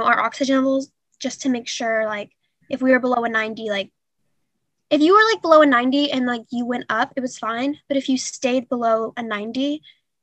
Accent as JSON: {"language": "English", "town": "Spring", "region": "Texas", "country": "United States", "tie": "born or raised there", "said": "I'm from just Spring, Texas. Yes. Lived here my whole life"}